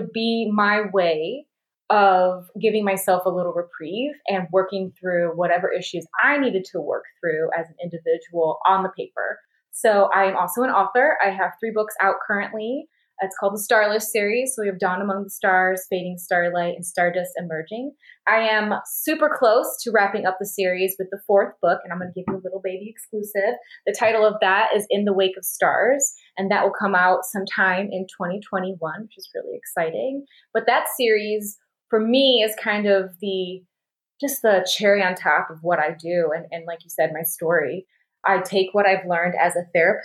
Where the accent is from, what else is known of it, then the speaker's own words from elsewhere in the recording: Grand Rapids, Michigan, United States; accent: Midwestern; moved away as an adult; also born or lived in Glendale, Arizona; we lived in Grand Rapids, where my mom is from